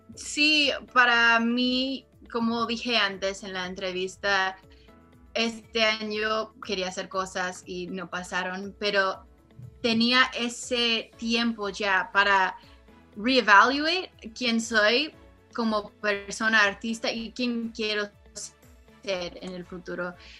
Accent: Los Angeles, California, United States; Yo nací aquí en Los Ángeles. Pero yo, como dije, viví al lado de mis abuelos, que yo siempre crecí y estuve muy cerca con la cultura mexicana, aunque obvio vivo en Los Ángeles

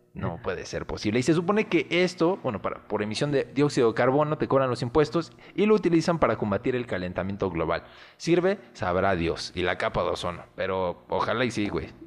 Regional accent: Mexico; aquí ya estamos mezclados

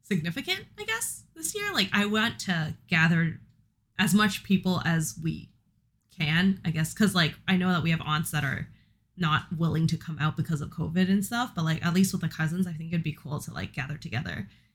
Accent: San Francisco, California, United States; now in Canada; growing up in San Francisco

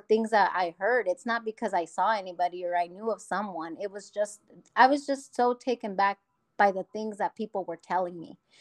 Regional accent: Omaha, Nebraska, United States; I was born and raised in Omaha

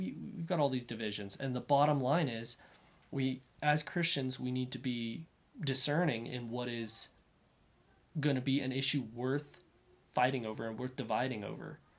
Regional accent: northwestern Kansas, United States; I'm from Kansas, and so northwestern Kansas, and where the wind blows all the time.

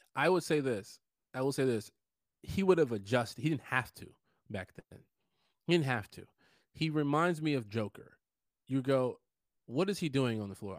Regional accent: Chicago, Illinois, United States; we're from Chicago

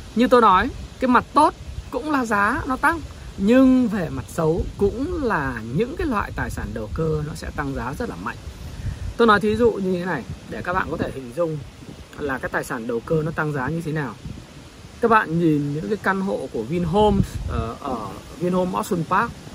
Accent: Northern Vietnam, Vietnam; accent: Northern (giọng Bắc); khi mà tôi nói chuyện thì giọng tôi giọng Bắc

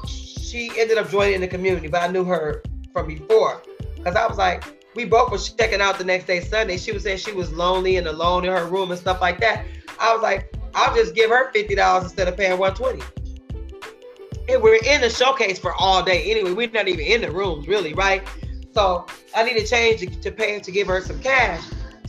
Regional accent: California, United States; Saying my $100 bill is counterfeit because I'm from Cali, right?

